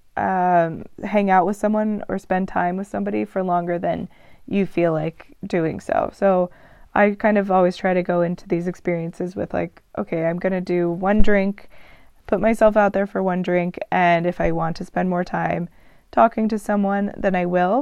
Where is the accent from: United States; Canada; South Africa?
United States; Texas; first language English; moved away as an adult; now in Mexico City, Mexico; I'm originally from Texas. I've lived in a few different cities, but I currently call Mexico City my home